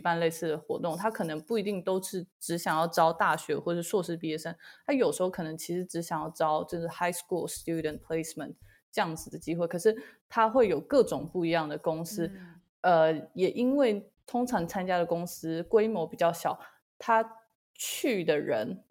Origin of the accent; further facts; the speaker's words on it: Taiwan; moved away as an adult; now in United Kingdom; 在来英国之前，我就是土生土长台湾人